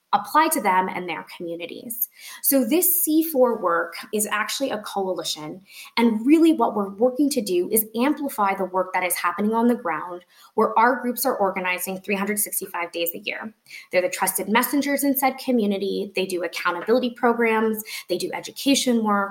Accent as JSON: {"language": "English", "region": "Colorado", "country": "United States", "said": "I'm from Colorado"}